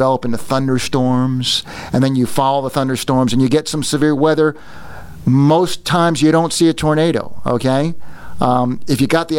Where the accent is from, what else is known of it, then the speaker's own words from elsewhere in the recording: Northeast, United States; I grew up in the Northeast near